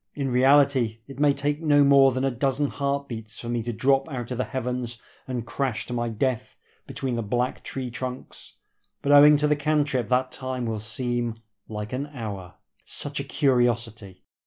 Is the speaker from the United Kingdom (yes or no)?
yes; Yorkshire and the Humber, United Kingdom; I grew up in Yorkshire.